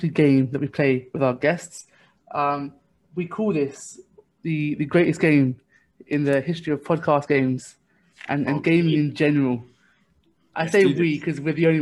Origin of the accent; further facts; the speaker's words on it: London, United Kingdom; I'm also from East London myself